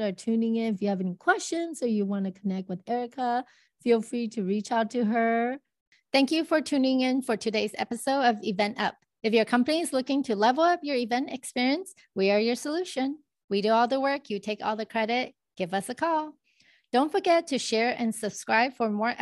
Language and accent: English; United States; I'm from America